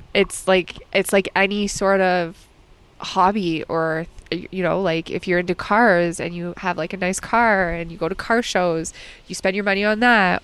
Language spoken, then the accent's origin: English; Alberta, Canada